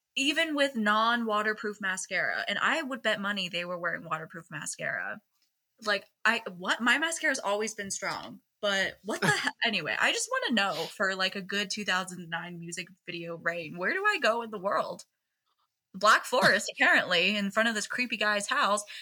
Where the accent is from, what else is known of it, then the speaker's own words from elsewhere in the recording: Seattle, Washington, United States; I'm from Seattle